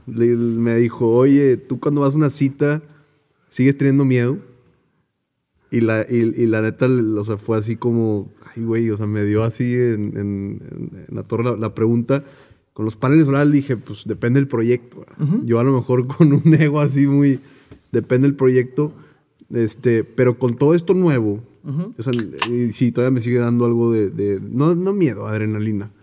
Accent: Mexico; como mexicanos

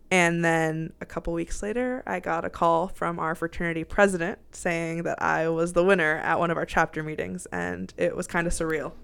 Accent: Minneapolis, Minnesota, United States; moved away as an adult; now in Galesburg, United States; Minneapolis, Minnesota.

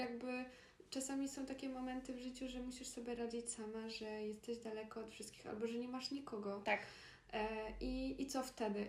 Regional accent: Poland; moved away as an adult; also born or lived in Granada, Spain; urodziłyśmy się w Polsce

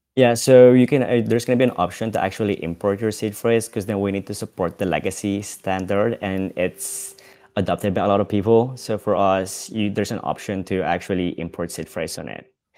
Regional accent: Philippines; now in Amsterdam, Netherlands; so I live in Amsterdam, I'm from the Philippines

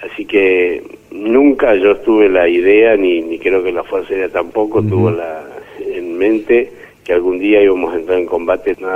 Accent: San Miguel de Tucumán, Tucumán, Argentina; nacido y criado en Tucumán, en la capital de Tucumán.

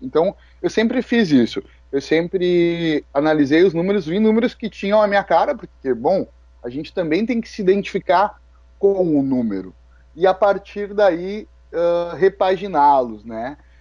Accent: Alvorada, Rio Grande do Sul, Brazil; eu sou de Alvorada, eu vim numa, numa comunidade carente

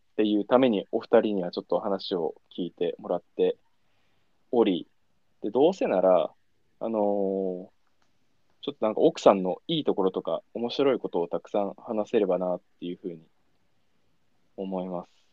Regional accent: Niigata, Japan; moved away; 新潟、俺らね、新潟地元なんだけど

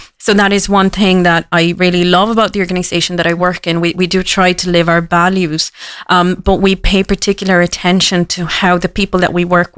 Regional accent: Cork, Munster, Ireland; I am from Cork. So if anyone asks me, I'm from Cork. And Cork people, we are born wherever we want. You know, it was an accidental birth. So I do consider myself a daughter of the city.

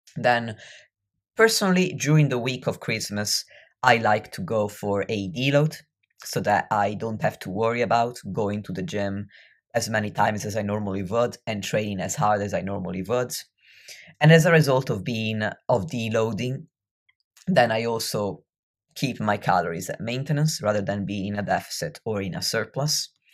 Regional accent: near Venice, Veneto, Italy; I grew up near Venice

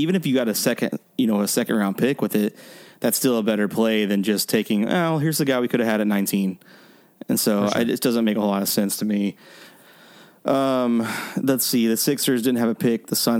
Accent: Texas, United States; if we are from Texas

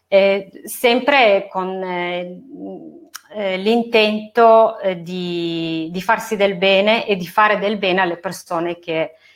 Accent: Turin, Piedmont, Italy; moved away as an adult; now in Verbania, Italy; Sì, allora io sono nata e cresciuta a Torino fino a quando ho messo su famiglia e mi sono trasferita a Verbania.

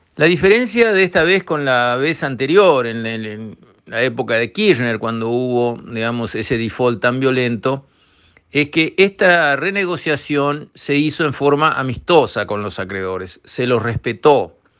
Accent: Uruguay

